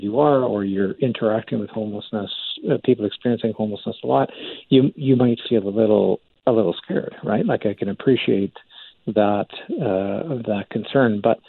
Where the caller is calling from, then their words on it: Calgary, Alberta, Canada; Now, I'm calling in from Calgary. 2013, we had a flood here